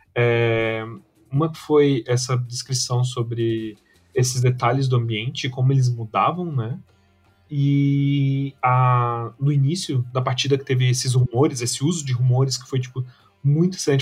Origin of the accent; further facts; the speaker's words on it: Brazil; eu e tu, a gente cresceu assistindo muito aqui no Brasil